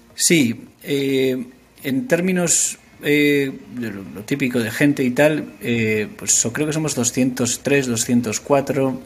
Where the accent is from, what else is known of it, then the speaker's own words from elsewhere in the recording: Asturias, Spain; moved away as an adult; also born or lived in Madrid / San Francisco / Liverpool; now in London, United Kingdom; Yo soy asturiano los asturianos deciden dónde nacen. Entonces yo nací en Madrid.